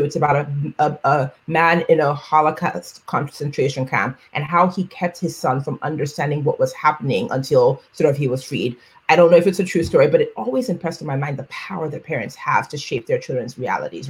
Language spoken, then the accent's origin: English; Nigeria; first language Yoruba; English is a second language; I am a Black woman, I am Nigerian